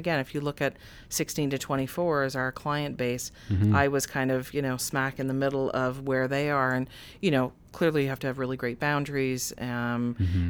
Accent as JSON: {"language": "English", "town": "Oshawa", "region": "Ontario", "country": "Canada", "tie": "born or raised there", "said": "Again, growing up in Oshawa, being fearful of how my parents, my friends, my family would react to that."}